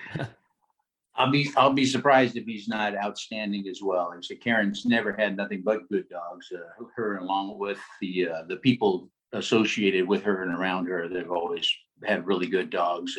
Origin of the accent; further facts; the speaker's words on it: Los Angeles, California, United States; When I was a kid, uh, I grew up actually coursing in the Los Angeles area, so Los Angeles, Orange County, Huntington Beach, uh, around the LAX airport, uh, Santa Ana